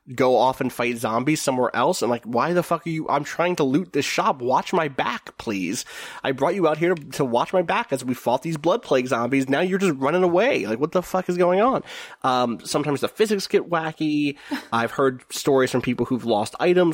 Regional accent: New Zealand; I grew up in New Zealand

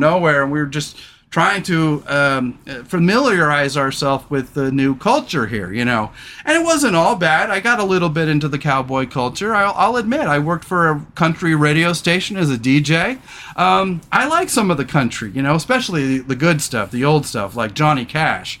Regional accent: Redding, California, United States; also born or lived in Surf Central (coastal area); When I moved, for the first time, we moved to this kind of bohunk town called Redding, California

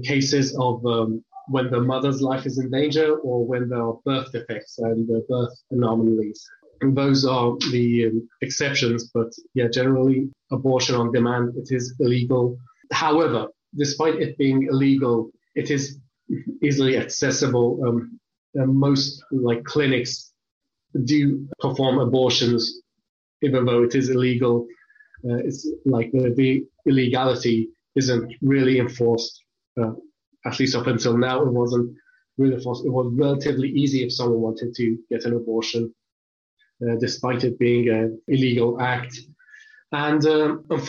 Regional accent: Yazd, Yazd Province, Iran; also born or lived in England; My birthplace was in the city of Yazd. It's in the center of Iran. But in my childhood, we moved to England for a few years when I was a small child. And then I came back to Iran

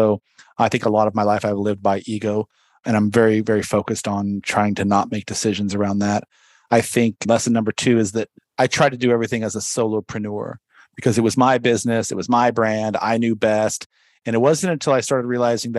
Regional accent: San Diego, California, United States; I grew up in San Diego

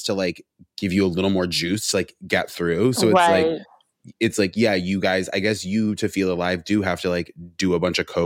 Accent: Rutland, Vermont, United States; moved away as an adult; now in New York, United States; I wasn't raised in a religious household, but I was raised in Vermont

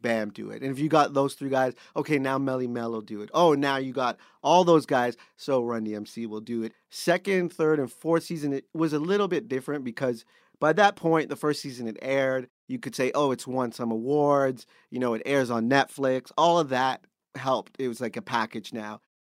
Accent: Canada; being Canadian

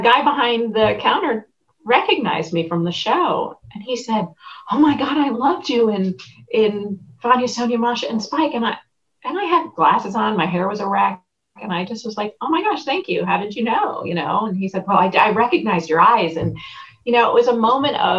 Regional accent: New York, United States; moved away; also born or lived in Connecticut; I grew up in New York and then we moved to a small town in Connecticut

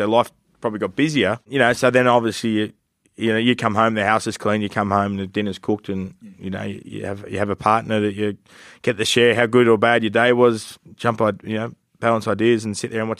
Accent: Newcastle, New South Wales, Australia; I grew up in Newcastle in a rugby league family. The Knights come in the competition as a kid.

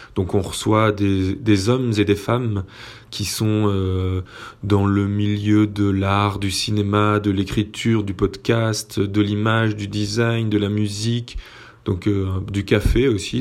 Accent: Belgium; on est belge et que en tant que belge on dit chips avec un T

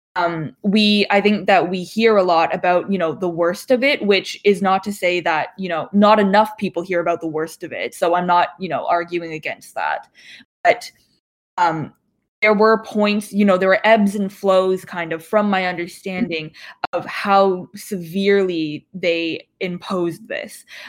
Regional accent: Toronto, Ontario, Canada; also born or lived in Yiyang, Hunan, China; I grew up around like in the Toronto ish area

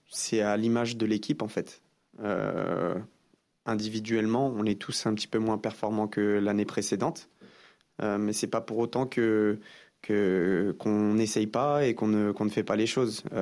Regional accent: France; Bien sûr, je suis français. Euh, quand, euh, quand des choses comme ça se passent en France, on se sent tous concernés.

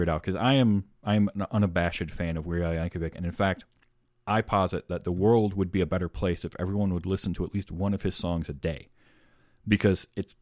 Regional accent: Northern Michigan, United States; we only had one UHF station here growing up

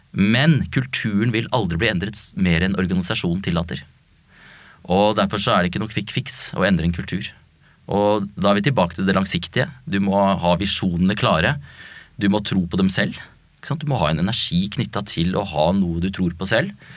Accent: Oslo, Norway; jeg er født og oppvokst på Bøler

